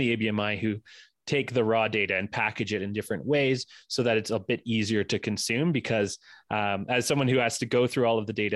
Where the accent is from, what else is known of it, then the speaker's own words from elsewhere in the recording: Ontario, Canada; now in Alberta, Canada; I'm originally from Ontario